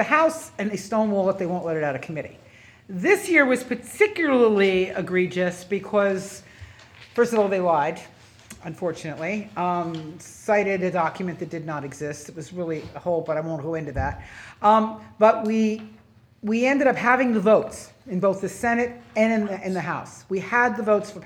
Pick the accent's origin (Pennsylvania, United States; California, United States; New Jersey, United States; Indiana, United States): New Jersey, United States; moved away as an adult; now in Virginia, United States; I grew up in New Jersey